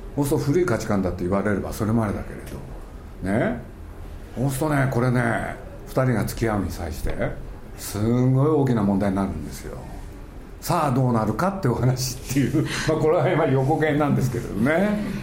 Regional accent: Japan; 我々日本人

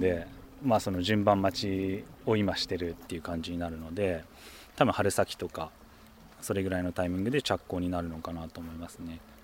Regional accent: Tokyo, Japan; moved away as an adult; now in Tateyama, Japan; もともと東京出身

